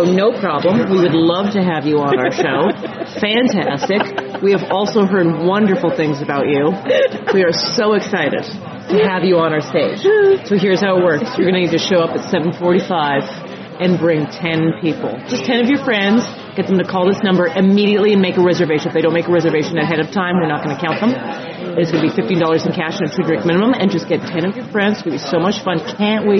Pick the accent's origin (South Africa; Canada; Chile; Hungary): Canada; moved away as an adult; now in New York, United States; I'm from Canada